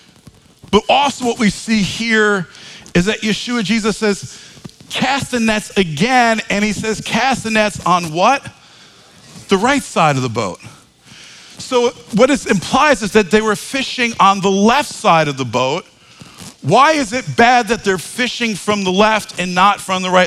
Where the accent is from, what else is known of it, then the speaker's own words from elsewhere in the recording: New York, United States; accent: New York; my New York accent